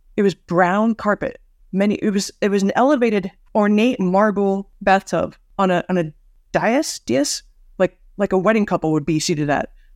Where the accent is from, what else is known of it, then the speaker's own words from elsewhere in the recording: United States; As an American